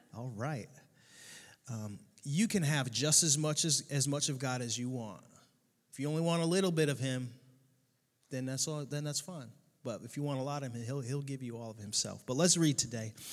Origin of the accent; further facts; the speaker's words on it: Connecticut, United States; now in Southwest Florida, United States; I grew up in Connecticut.